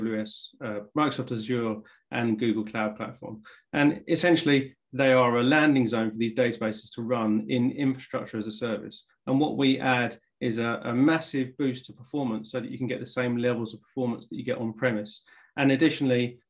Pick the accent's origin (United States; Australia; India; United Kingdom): United Kingdom; England; accent: English; as you can probably tell from the accent, I'm English